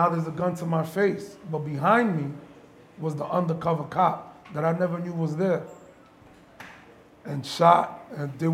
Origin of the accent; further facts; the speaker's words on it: New York City, New York, United States; now in Baltimore, United States; from the Bronx, born and raised, came out here